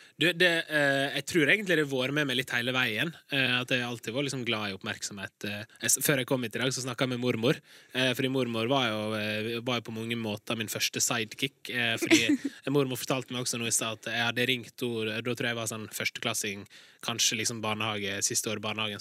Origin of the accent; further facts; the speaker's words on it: Larsnes, Møre og Romsdal, Norway; Jeg kommer fra Larsnes